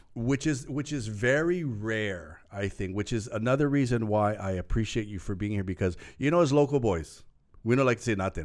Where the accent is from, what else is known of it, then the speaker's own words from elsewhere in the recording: Lanai, Hawaii, United States; now in Oahu, United States; I was from Lanai